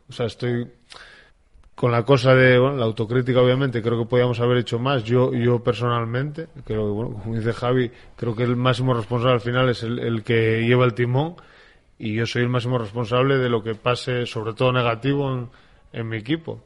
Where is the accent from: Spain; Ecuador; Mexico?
Spain; Infiesto, Asturias; yo que soy de, de Infiesto